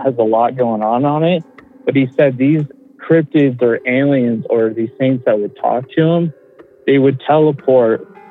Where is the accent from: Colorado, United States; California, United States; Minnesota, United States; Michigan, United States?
Colorado, United States; I'm from Colorado